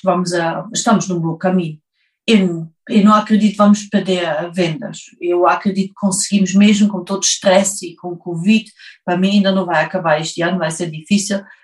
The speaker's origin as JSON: {"language": "Portuguese", "country": "Germany", "tie": "born or raised there", "second_language": "Portuguese", "moved": "yes", "lives_now": "Portugal", "said": "Eu nasci em Alemanha"}